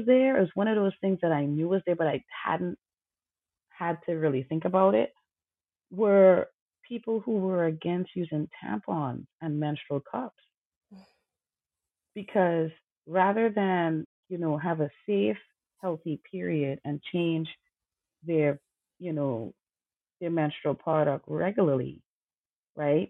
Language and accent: English; Trinidad & Tobago; I grew up in Trinidad Tobago